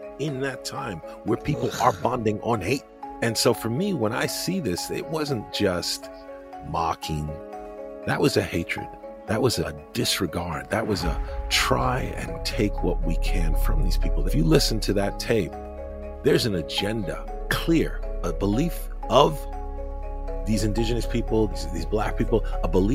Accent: New York, United States; as a New Yorker

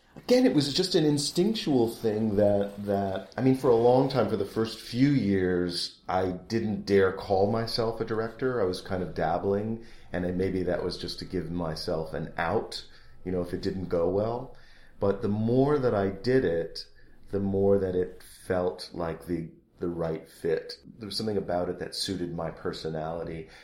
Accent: Rockford, Illinois, United States; I grew up in Rockford, Illinois.

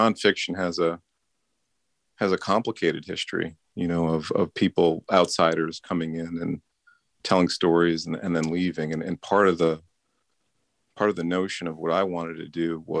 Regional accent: Ohio, United States; I was born in 1968 to a white woman and a black man in Ohio

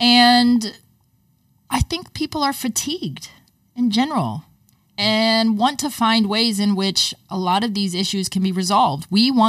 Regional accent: United States; I can speak as an American

